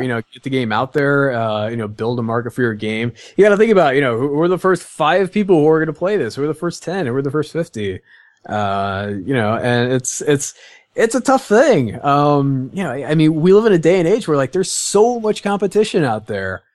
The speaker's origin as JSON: {"language": "English", "region": "Midwest", "country": "United States", "said": "I'm from the Midwest"}